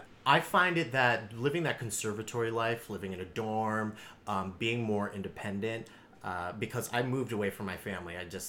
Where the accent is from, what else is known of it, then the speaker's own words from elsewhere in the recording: San Jose, California, United States; San Jose.